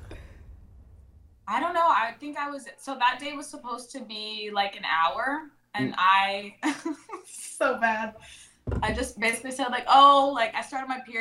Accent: Texas, United States; moved away as an adult; now in Los Angeles, United States; I live in LA now, but they raised us in Texas

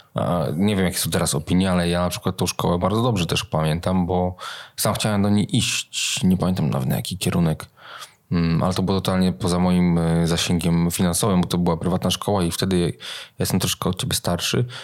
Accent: Gdańsk, Pomeranian Voivodeship, Poland; Ja się wychowałem w Gdańsku

